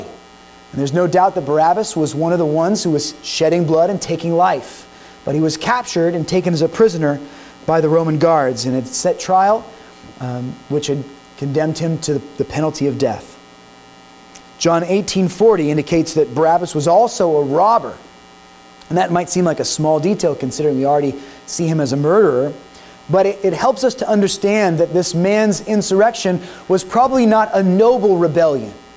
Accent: United States; as American citizens

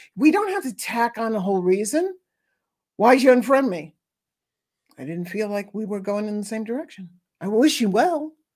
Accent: New York City, New York, United States; growing up in New York City, near Mott Street

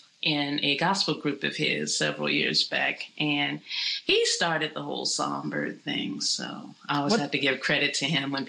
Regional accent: Alexandria, Virginia, United States; it's always a pleasure at any time for me to perform in my hometown. Shout out to everyone in the beautiful city of Alexandria, Virginia. I was born and raised there.

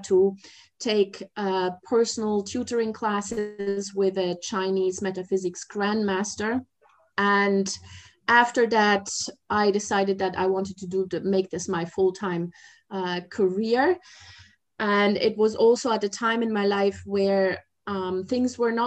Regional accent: Germany; moved away as an adult; also born or lived in Asia / mainland China; I'm originally from Germany, but I've spent the past 30 years in Asia.

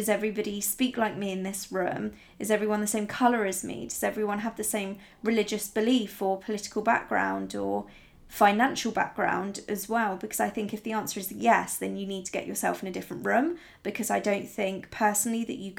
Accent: Italy; But growing up in Italy, I remember I was the only blonde in my entire school, not just my class, but in my entire school. I was the only blonde, and I was the only one who was blue-eyed, and I was the only foreigner.

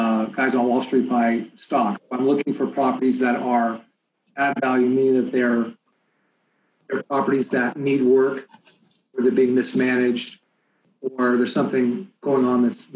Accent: Bay Area, California, United States; I'm from the Bay Area

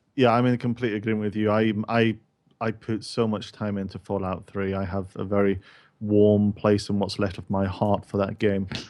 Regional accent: Scotland, United Kingdom; a person who is Scottish who can't actually do an actual Scottish accent

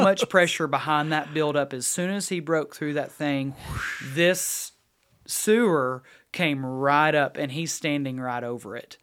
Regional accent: Halls, United States; growing up in Halls, there was a Hunter's, Hunter Brothers Deli

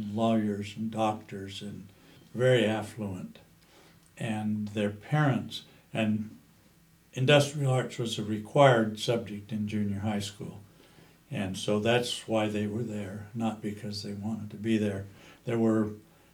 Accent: Utah, United States; also born or lived in Moab, Utah / California / Hawaii; now in Mesquite, United States; I came from Utah

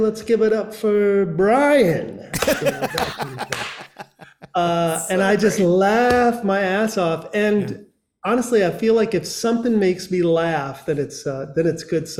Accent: Grand Rapids, Michigan, United States; and I'm from Grand Rapids, and it's, you know, it's quite frankly, it's one of the best cities in the world as far as I'm concerned.

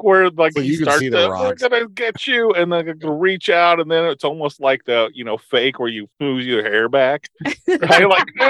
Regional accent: Missouri, United States; Like, small southern Missouri, white town.

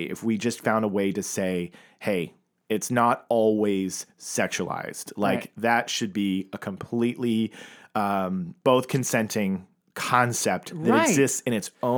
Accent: Tulsa, Oklahoma, United States; I grew up in that world. I grew up in Tulsa, Oklahoma

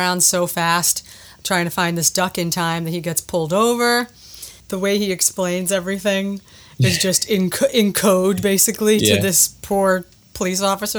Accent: Boston, Massachusetts, United States; I'm a Bostonian and we truly live on Dunkin' Donuts here.

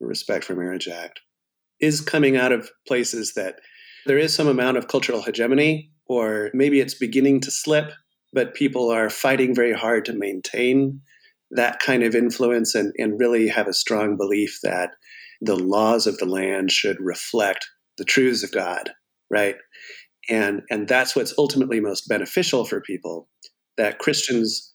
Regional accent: California, United States; moved away as an adult; also born or lived in Atlanta, Georgia / New Jersey / Boston; I grew up in California

